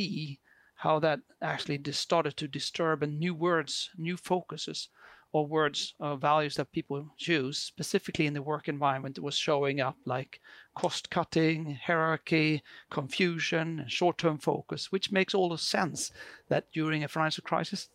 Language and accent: English; Sweden; I come from, as you can hear in my very beautiful accent, I'm from Sweden